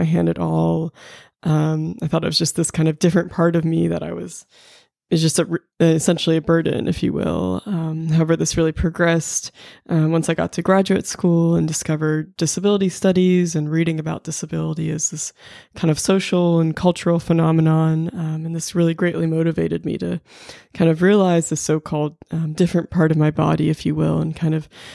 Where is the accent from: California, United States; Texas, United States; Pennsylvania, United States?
Pennsylvania, United States; Pittsburgh; now in Charlottesville, United States; I'm originally from Pittsburgh, Pennsylvania, but now I'm based in Charlottesville, Virginia